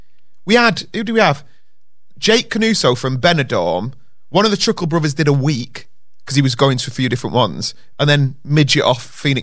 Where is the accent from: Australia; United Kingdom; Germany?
United Kingdom; Yeah, not and as British though, people, we're like.